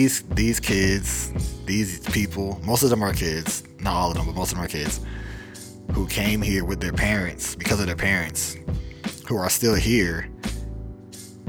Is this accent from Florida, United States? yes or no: no; Atlanta, Georgia, United States; I was born in Atlanta, Georgia.